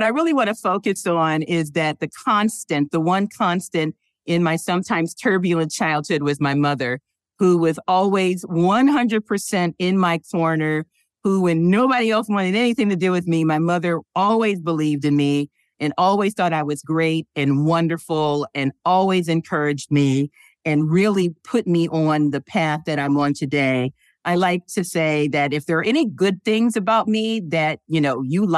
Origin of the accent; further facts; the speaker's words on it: Detroit, Michigan, United States; also born or lived in Pittsburgh, Pennsylvania / Southfield, Michigan; moved to Detroit when I think I was around 3 or 4. Raised in the city of Detroit